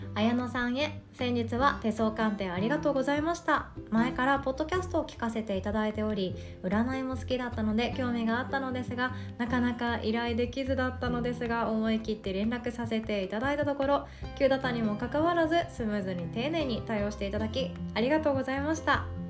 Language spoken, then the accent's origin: Japanese; Shikoku countryside, Japan; 私が生まれ育ったあの近く、えーと、田舎の方ですね四国の田舎の方で